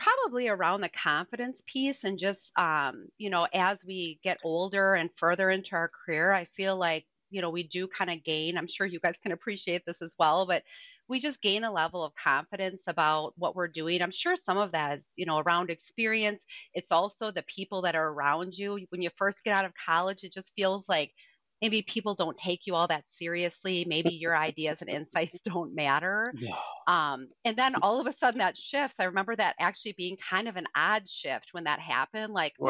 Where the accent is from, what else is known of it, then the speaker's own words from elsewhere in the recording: Madison, Wisconsin, United States; now in Michigan, United States; I'm about 40 miles from northern Michigan, but I'm from Madison originally, so from southern Wisconsin, and I think I'm one of those people that like picks up accents wherever I go.